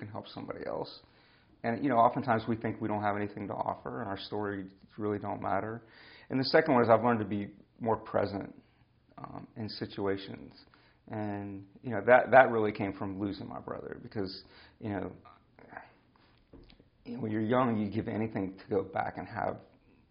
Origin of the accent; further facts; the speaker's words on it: United States; we grew up in America